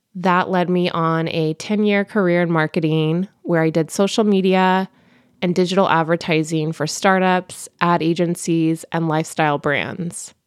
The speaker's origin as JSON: {"language": "English", "region": "California", "country": "United States", "tie": "born or raised there", "also_born_or_lived": "Bay Area", "said": "born and raised in California"}